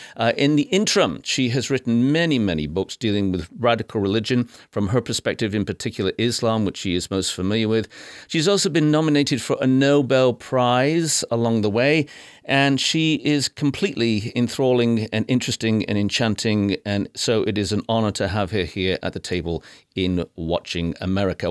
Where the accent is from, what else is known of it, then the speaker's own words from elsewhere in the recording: United Kingdom; now in United States; I'm British by birth and proud of it, but I'm American by choice